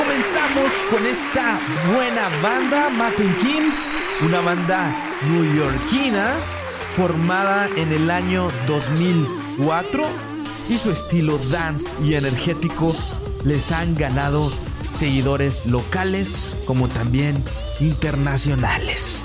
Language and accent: Spanish; northern Mexico, Mexico; del norte de allá de donde, de donde yo soy, del norte de México